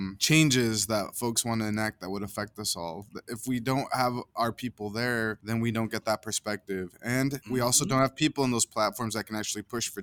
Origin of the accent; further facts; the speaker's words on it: Caldwell, Idaho, United States; when I was growing up, I talked to you about living in the migrant camp in Caldwell.